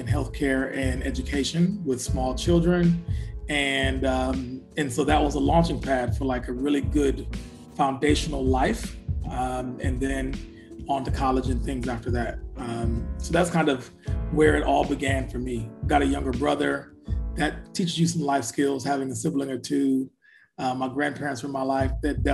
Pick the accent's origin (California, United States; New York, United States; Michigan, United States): Michigan, United States; Flint; I'm from Flint, Michigan, born and raised